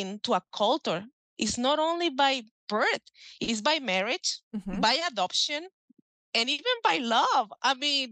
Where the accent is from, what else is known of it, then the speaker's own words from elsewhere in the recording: Mexico; English is a second language; moved away as an adult; now in United States; I'm from Mexico